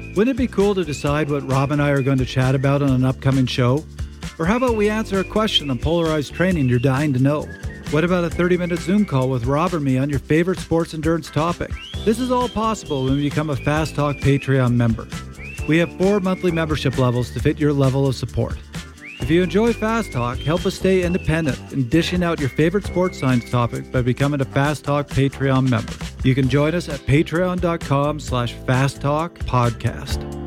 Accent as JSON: {"language": "English", "country": "Canada", "said": "being Canadian"}